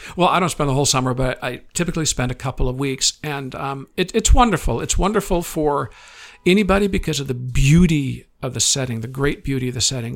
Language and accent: English; Midwest, United States; growing up in the Midwest